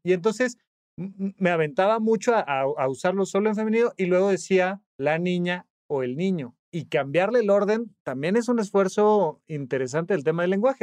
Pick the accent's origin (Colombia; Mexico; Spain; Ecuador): Mexico; Toluca, State of Mexico; now in Mexico City, Mexico; yo soy de Toluca, me mudé a la Ciudad de México